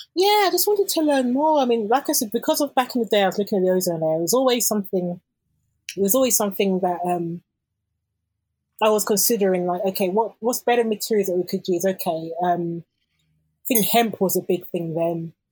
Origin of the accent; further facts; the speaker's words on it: London, United Kingdom; growing up in London